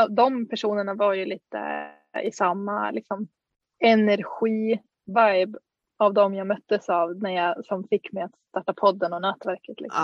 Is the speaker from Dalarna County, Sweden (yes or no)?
yes; Dalarna County, Sweden; moved away; en gård i Dalarna där jag är ifrån